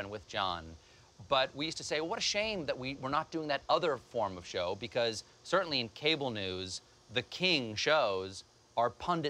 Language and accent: English; Charleston, South Carolina, United States; now in New York City, United States; I grew up in a house like this in Charleston, and down the street here, about a quarter of a mile. And this is very much like the atmosphere I grew up in.